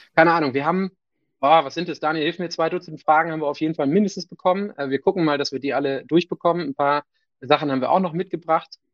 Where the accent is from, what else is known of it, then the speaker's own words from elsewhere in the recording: Northern Germany, Germany; Für mich als Norddeutscher